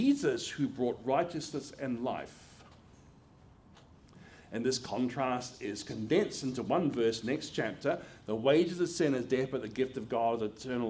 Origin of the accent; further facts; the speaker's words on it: Australia; moved away as an adult; now in United States; my home country of Australia